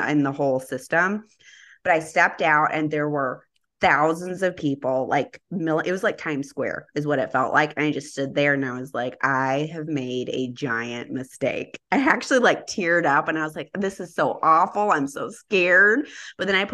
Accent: United States; I'm American, I only speak one language

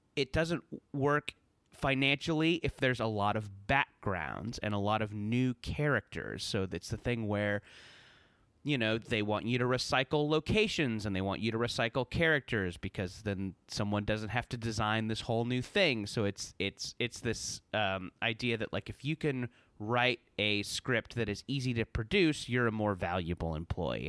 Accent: Orange County, California, United States; moved away as an adult; now in Los Angeles, United States; I grew up in Orange County

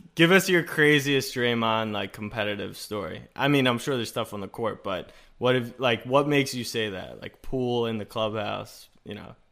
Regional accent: Maryland, United States; I'm from Maryland and went to McDonough, and I played against Phil

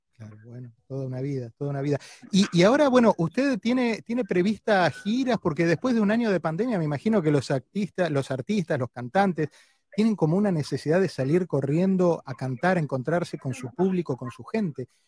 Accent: Argentina; now in Miami, United States; siendo chico, como todos en Argentina

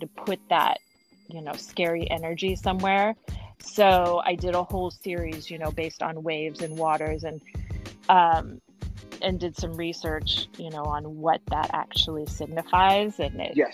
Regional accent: Eugene, Oregon, United States; also born or lived in Portland, Oregon; now in Seattle, United States; I grew up in a town uh, called Eugene.

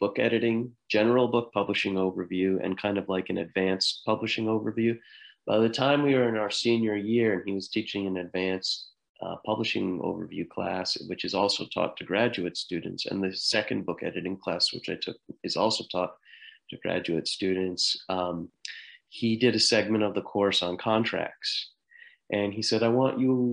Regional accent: United States; we grew up just outside of New York City

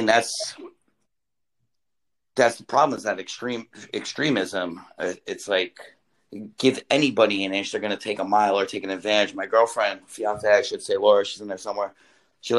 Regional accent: Deltona, Florida, United States; moved away as an adult; also born or lived in Boca Raton, Florida / Deerfield Beach, Florida / Jacksonville, Florida / Seaside Heights, New Jersey; now in New York, United States; I was raised in Florida, just so you know, from in Deltona Lakes. I went to Deltona Lakes Elementary.

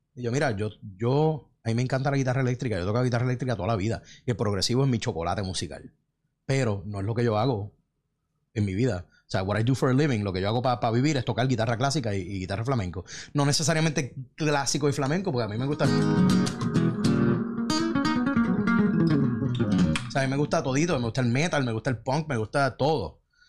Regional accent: Puerto Rico; moved away as an adult; me fui de Puerto Rico

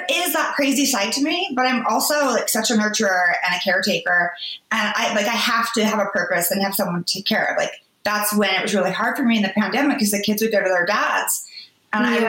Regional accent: United States

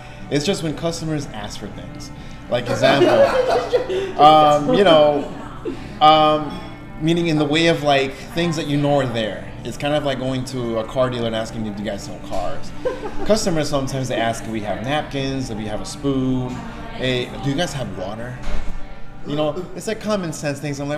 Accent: New York City, New York, United States; I'm born and raised in Astoria, and I've been working at bars for 10 years now

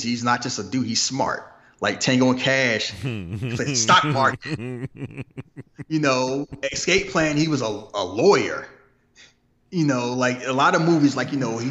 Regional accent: Philadelphia, Pennsylvania, United States; I'm from Philly

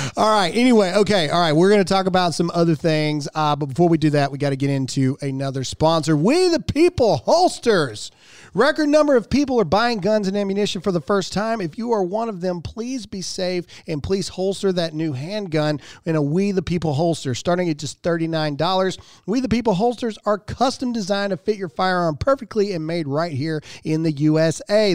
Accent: Mississippi, United States; I'm from Mississippi

